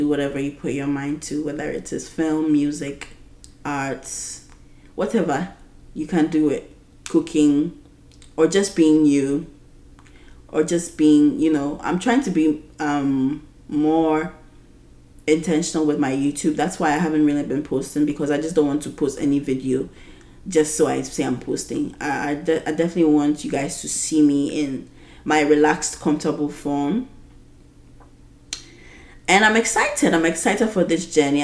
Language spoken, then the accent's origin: English; Ghana; being a Ghanaian woman who is 26 years old